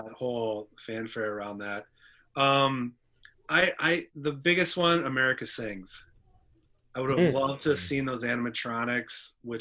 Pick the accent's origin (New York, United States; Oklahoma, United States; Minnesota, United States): Minnesota, United States; I grew up in Minnesota